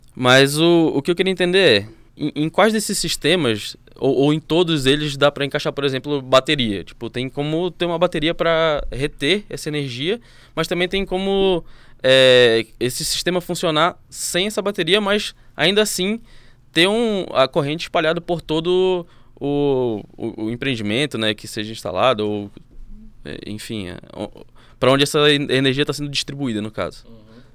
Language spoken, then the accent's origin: Portuguese; Pará, Brazil; moved away; Eu que sou do Pará, sinto isso demais, que lá na minha região chove o ano inteiro